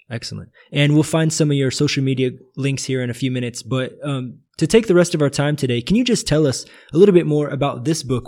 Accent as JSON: {"language": "English", "country": "United States", "moved": "yes", "lives_now": "Brazil", "said": "being an American in Brazil"}